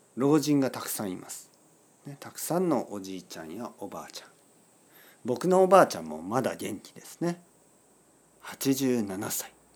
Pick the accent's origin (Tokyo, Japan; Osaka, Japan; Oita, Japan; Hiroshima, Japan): Oita, Japan; Kyushu, rural Oita Prefecture, Japan; moved away; 僕は日本の田舎出身です、えー、ここは大分県の九州の大分県の田舎